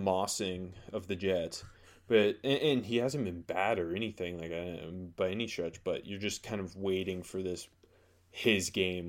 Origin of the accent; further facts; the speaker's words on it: Canada; I love the pick as a Steelers fan, yeah, as a Canadian.